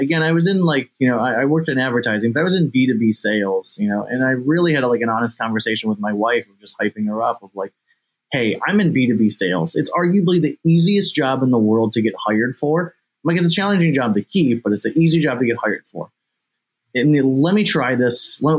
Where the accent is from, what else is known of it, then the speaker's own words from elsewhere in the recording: Ohio, United States; I'm in my hometown.